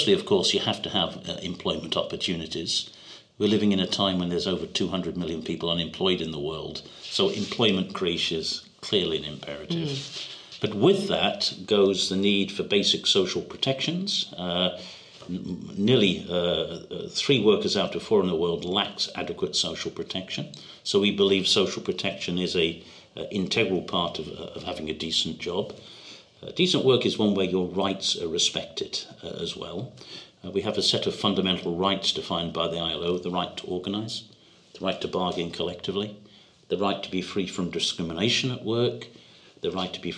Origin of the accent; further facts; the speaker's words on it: United Kingdom; speaking as a Brit